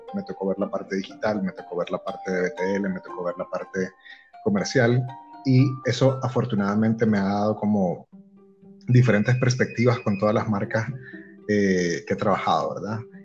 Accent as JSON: {"language": "Spanish", "country": "Nicaragua", "accent": "nicaragüense", "moved": "yes", "lives_now": "El Salvador", "said": "yo sí siento que hablo como, como full nicaragüense"}